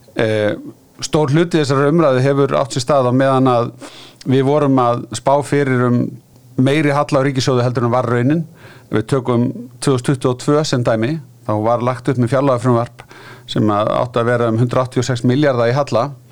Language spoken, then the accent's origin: Icelandic; Iceland; við Íslendingar